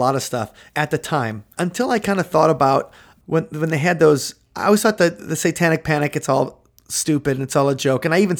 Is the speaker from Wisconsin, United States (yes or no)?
yes; Mukwonago, Wisconsin, United States; Where I grew up near Maquonago, Wisconsin